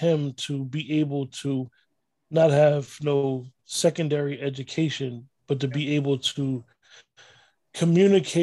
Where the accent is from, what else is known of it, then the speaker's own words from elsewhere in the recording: New Jersey, United States; also born or lived in Newark, New Jersey; growing up in North Jersey, I knew a lot of elders that knew him.